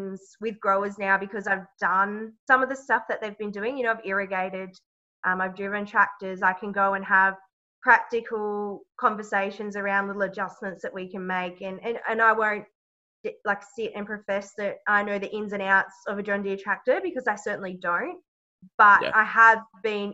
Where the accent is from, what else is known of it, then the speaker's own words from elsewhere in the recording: South Australia, Australia; moved away as an adult; also born or lived in Griffith, New South Wales; So I am originally from South Australia. I grew up on a sheep station.